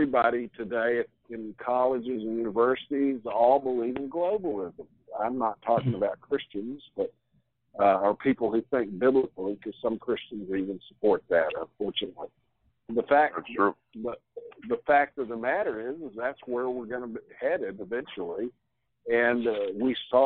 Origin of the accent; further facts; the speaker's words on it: United States; as an American